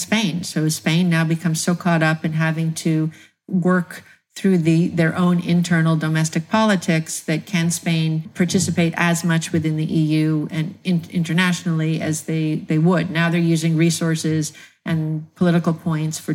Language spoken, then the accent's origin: English; United States; I'm an American